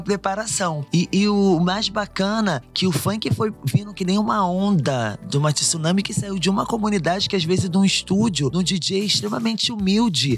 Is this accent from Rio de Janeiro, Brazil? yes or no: yes; Rio de Janeiro, Brazil; eu sou carioca